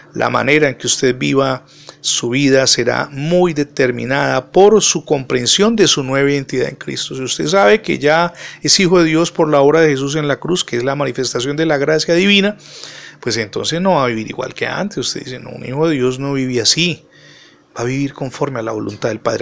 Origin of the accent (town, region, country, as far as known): Cali, Valle del Cauca, Colombia